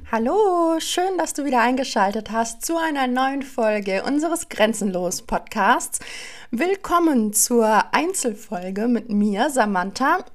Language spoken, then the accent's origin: German; Allgäu, Bavaria, Germany; im Dorf, da wo ich herkomme aus dem Allgäu